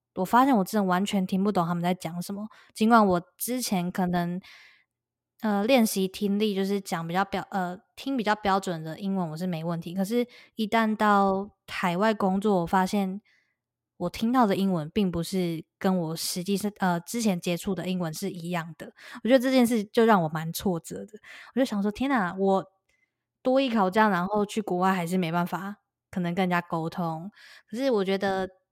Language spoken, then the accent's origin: Chinese; Taiwan; moved away as an adult; now in United States; 我们是台湾人，然后我们讲中文